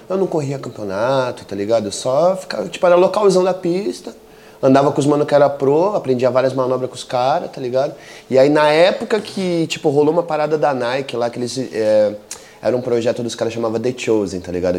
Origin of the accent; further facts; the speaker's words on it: São Paulo, Brazil; Eu sou de São Paulo, uhum. da Zona Sul de São Paulo